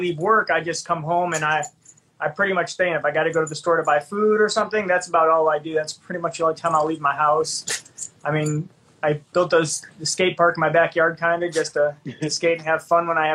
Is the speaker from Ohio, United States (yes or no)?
yes; Cleveland, Ohio, United States; moved away as an adult; I'm from Cleveland originally. Like, I grew up skating with Craig Parsons